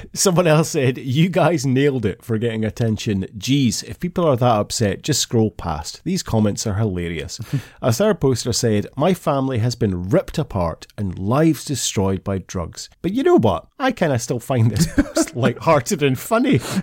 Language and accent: English; Scotland, United Kingdom; as a Scotsman